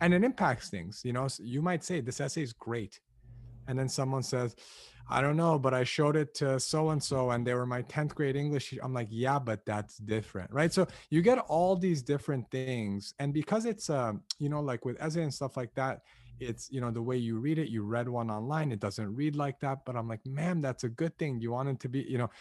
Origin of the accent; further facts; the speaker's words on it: Los Angeles, California, United States; Born and raised in Los Angeles, uh, to two ethnically Armenian parents who immigrated here from Lebanon